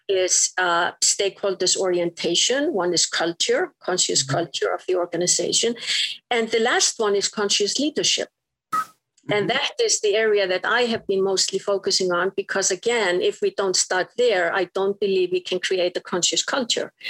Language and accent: English; Iceland; moved away as an adult; I was straight from Iceland